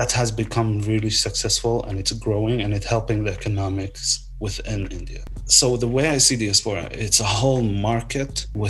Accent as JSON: {"language": "English", "country": "Palestine", "tie": "born or raised there", "moved": "as an adult", "said": "like I was born in Palestine, I was there till I was 30 years old."}